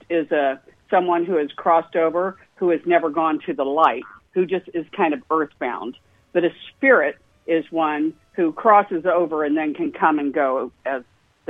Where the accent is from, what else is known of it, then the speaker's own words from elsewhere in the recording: Indianapolis, Indiana, United States; I grew up in Indianapolis, Indiana, the home of the Indianapolis 500